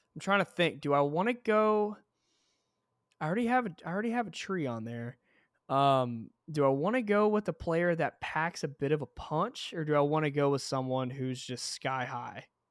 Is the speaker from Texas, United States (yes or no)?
yes; Texas, United States; we're both Texans